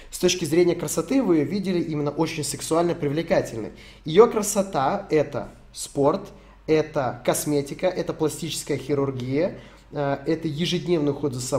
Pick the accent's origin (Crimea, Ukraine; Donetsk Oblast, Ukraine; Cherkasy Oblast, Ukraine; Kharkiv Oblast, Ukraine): Donetsk Oblast, Ukraine; а я из ДНР